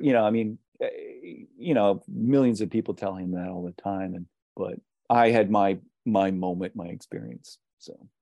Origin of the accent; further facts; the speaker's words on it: Pittsburgh, Pennsylvania, United States; I'm from Pittsburgh